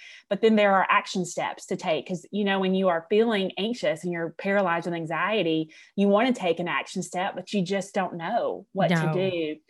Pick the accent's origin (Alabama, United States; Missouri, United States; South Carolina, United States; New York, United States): Alabama, United States; I am from Alabama. I graduated from the University of Alabama.